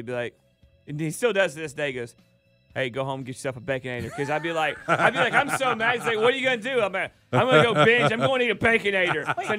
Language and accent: English; Dallas, Georgia, United States; We didn't have a Long John Silver's in Dallas, Georgia.